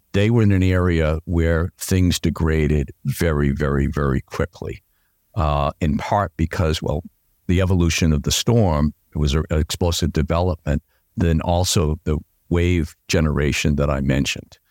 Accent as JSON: {"language": "English", "town": "Boston", "region": "Massachusetts", "country": "United States", "tie": "born or raised there", "said": "I'm a Bostonian. Yeah, I grew up in Dorchester"}